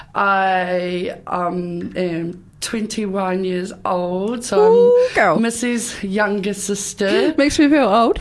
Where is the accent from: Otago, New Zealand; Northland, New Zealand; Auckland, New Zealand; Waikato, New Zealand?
Otago, New Zealand; Karitane; also born or lived in Rarotonga; I am from Karitane. Um, there's a mountain, a maunga there called Hikaroroa, and that is where my ancestors descend from